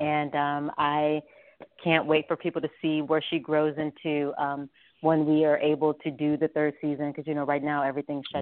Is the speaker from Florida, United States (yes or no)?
no; Las Vegas, Nevada, United States; also born or lived in Shreveport, Louisiana; now in New York, United States; I'm from Las Vegas, where I grew up